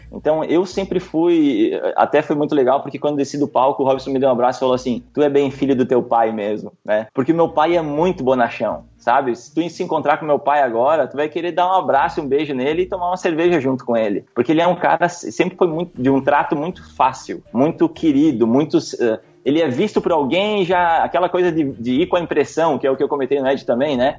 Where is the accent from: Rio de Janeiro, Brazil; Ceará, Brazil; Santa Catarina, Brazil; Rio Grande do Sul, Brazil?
Rio Grande do Sul, Brazil; Guaporé; sou da cidade de Guaporé, no Rio Grande do Sul, interior do Rio Grande do Sul